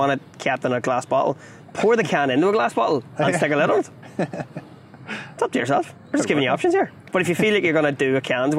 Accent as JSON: {"language": "English", "town": "Armagh", "region": "Northern Ireland", "country": "United Kingdom", "said": "I am from Armagh, so the Orchard County"}